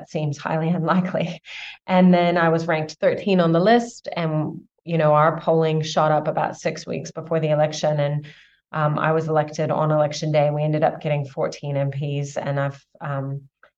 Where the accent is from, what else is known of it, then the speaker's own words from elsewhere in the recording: Southern California, United States; moved away as an adult; also born or lived in Illinois / Minnesota / France; now in New Zealand; moved to Southern California when I was about 7 and a half and lived there till I was 16